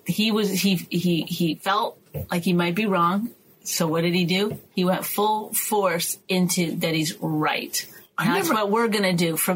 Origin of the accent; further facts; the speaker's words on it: Canada; I'm Canadian.